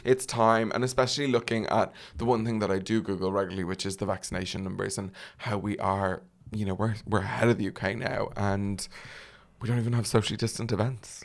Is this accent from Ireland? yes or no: yes; Ireland; as an Irish man